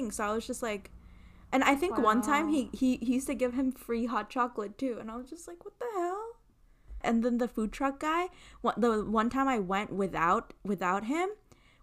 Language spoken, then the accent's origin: English; New Jersey, United States; I'm from Jersey